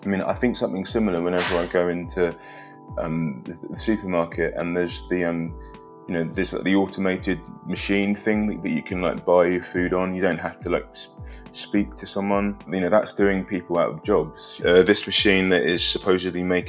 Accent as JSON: {"language": "English", "region": "London", "country": "United Kingdom", "tie": "born or raised there", "also_born_or_lived": "Liverpool / Edinburgh", "said": "we moved to Edinburgh and then we moved from Edinburgh to London"}